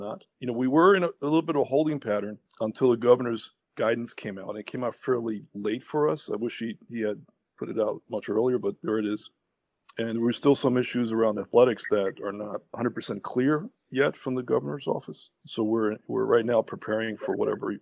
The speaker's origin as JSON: {"language": "English", "town": "New York City", "region": "New York", "country": "United States", "tie": "born or raised there", "also_born_or_lived": "Cuba", "said": "I am an immigrant from Cuba, came to this beautiful land in 1966 and grew up in Inwood Heights, attended Bronx Science"}